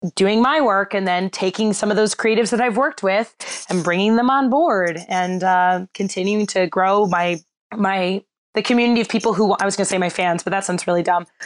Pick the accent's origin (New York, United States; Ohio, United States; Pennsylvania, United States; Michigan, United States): Michigan, United States; Bloomfield Hills; I grew up in Bloomfield Hills, Michigan, which has a really, really strong youth theater program